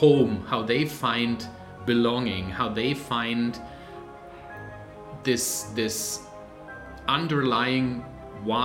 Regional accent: Germany; moved away as an adult; now in Vancouver, Canada; I am originally from Germany, live with my family now in Canada, in Vancouver

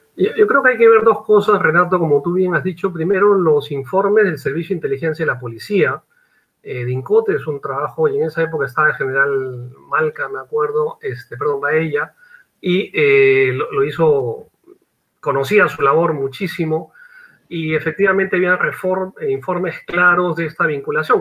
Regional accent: Peru; como peruano

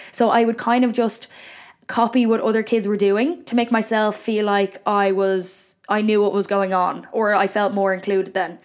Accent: Ireland; Why am I putting on an Irish accent when I'm Irish

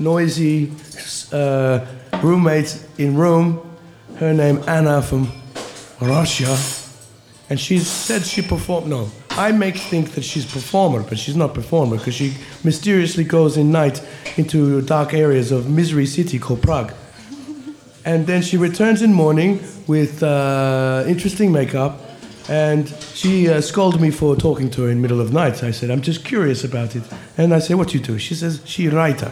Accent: Cranbourne, Victoria, Australia; I grew up on border of country and city in a place called Cranbourne

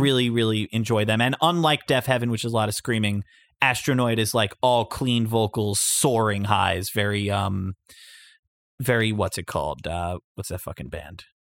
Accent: Long Beach, New York, United States; in Long Beach, New York, my hometown

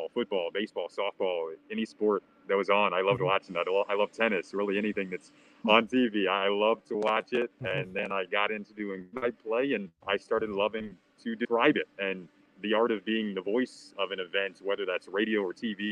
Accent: Detroit, Michigan, United States; growing up in Detroit

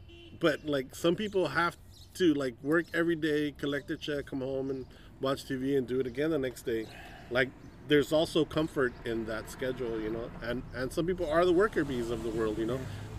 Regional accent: Los Angeles, California, United States; Like when we were young, you know, if you said, oh, I'm from East LA, it meant anything east of the river.

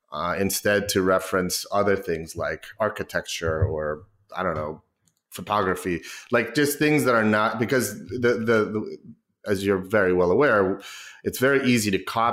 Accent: Mexico; now in United States; I wish I had an accent, to be honest. I think it would – serve me better. People don't believe I'm from Mexico.

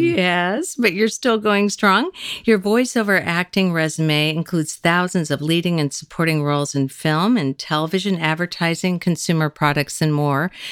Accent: Kansas, United States; moved away as an adult; now in Los Angeles, United States; we're both from Kansas

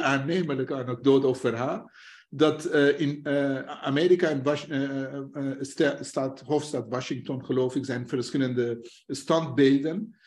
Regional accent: northern Iran, Iran; Dutch is a second language; now in Netherlands; ik kom zelf uit het platteland. Een dorp heeft een ordus en een structuur. Je hebt een hoofdstam en je hebt vrouwelijke. Eh, ik kom uit Noord-Iran

